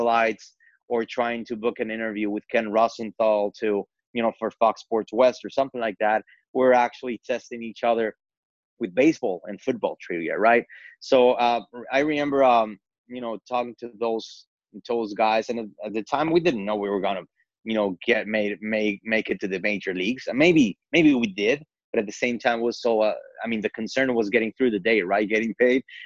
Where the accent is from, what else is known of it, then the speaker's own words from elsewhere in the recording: Mexico City, Mexico; English is a second language; moved away as an adult; now in United States; being born and raised in Mexico City, which is a very, very diverse metropolis